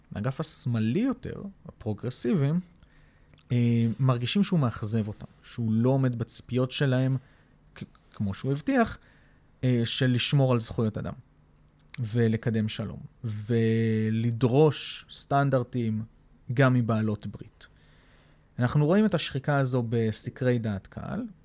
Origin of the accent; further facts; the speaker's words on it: Israel; אני ישראלי גאה